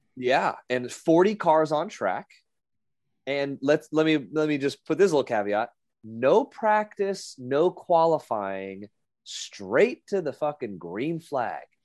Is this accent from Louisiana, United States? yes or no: no; Las Vegas, Nevada, United States; my hometown